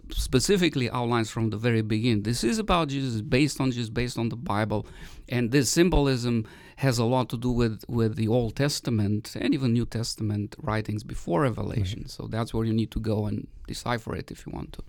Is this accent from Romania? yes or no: yes; Romania; moved away; I grew up in Romania